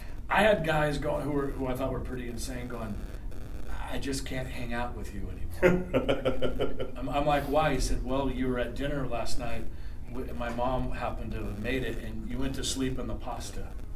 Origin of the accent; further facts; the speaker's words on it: Southern California, United States; also born or lived in Long Beach, California; I grew up in Southern California